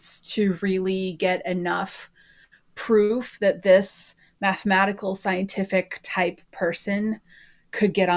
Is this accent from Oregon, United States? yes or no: yes; Oregon, United States; moved away; also born or lived in Texas / Minnesota; I'm originally from Oregon, and then full-time RV'd.